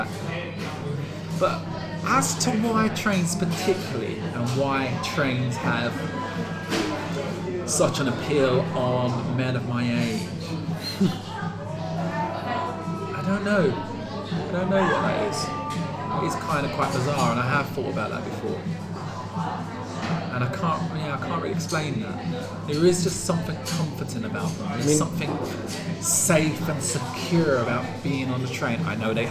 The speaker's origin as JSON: {"language": "English", "town": "Brentwood", "region": "East of England", "country": "United Kingdom", "tie": "born or raised there", "said": "I come from Brentwood, a small town in Essex, just outside the M25."}